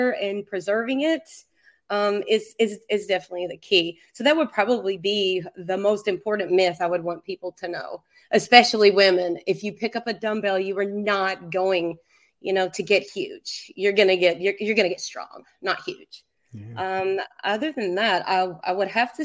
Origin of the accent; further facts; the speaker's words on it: Kentucky, United States; I'm from Kentucky